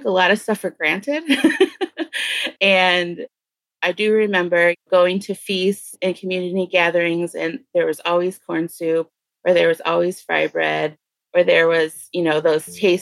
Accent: Detroit, Michigan, United States; I'm originally from Detroit, and I'm Anishinaabe

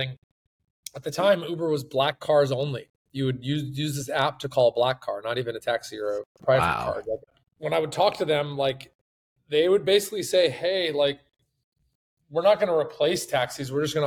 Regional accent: Bay Area, California, United States; moved away as an adult; also born or lived in San Francisco; now in Florida, United States; We're from the Bay Area

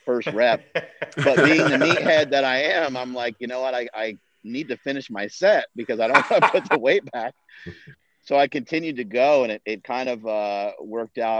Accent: New York, United States; moved away; I'm from New York originally

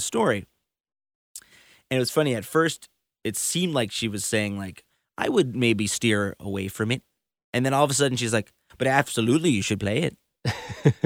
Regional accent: Chicago, Illinois, United States; my hometown in Chicago

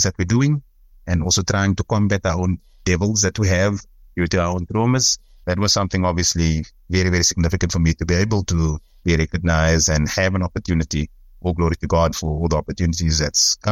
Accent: Cape Town, Western Cape, South Africa; also born or lived in Belhar; I grew up in Bishop Leavis, which is on the Cape Flats

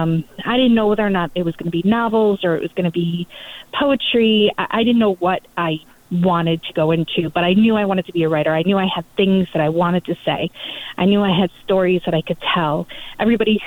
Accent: Ohio, United States; I grew up in Ohio, basically by a cornfield.

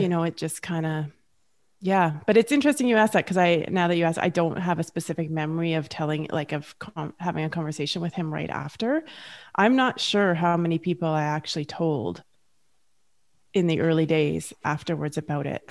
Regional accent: Canada; Julie and I are both Canadian

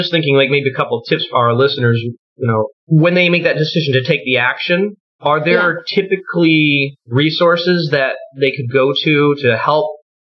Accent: Maine, United States; moved away as an adult; also born or lived in New York City; now in New Jersey, United States; I'm from Maine originally.

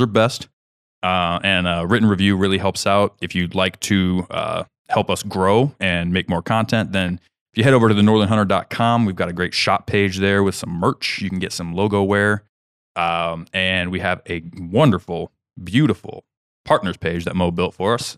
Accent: Kansas, United States; moved away; where I grew up in Kansas

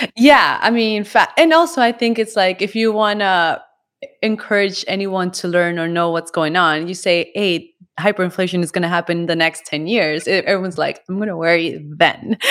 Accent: Colombia; I come also from Colombia

